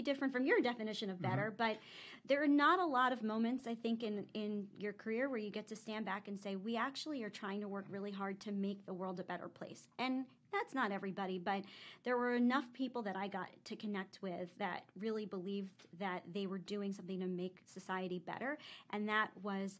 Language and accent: English; Philadelphia, Pennsylvania, United States; also born or lived in Florida; now in Tampa, United States; I grew up in Philly.